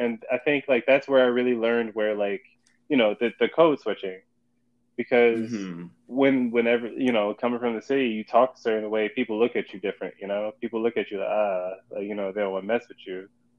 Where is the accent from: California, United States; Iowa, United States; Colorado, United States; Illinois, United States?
Illinois, United States; Chicago; I'm from Chicago, born and raised on the West Side